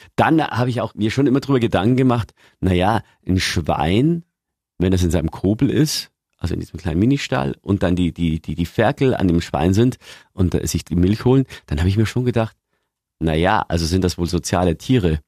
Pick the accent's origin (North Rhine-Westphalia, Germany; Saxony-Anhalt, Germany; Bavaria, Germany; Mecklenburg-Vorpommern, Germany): Bavaria, Germany; Lower; bei uns in Niederbayern